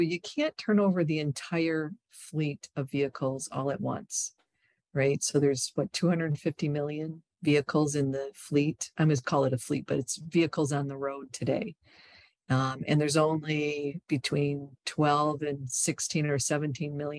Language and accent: English; Michigan, United States; I'm from Michigan.